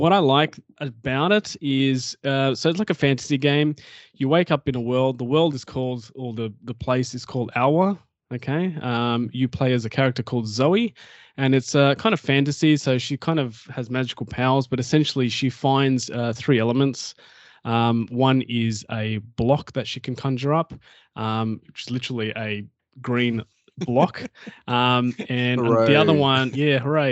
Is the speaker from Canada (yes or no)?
no; Australia; I'm Aussie.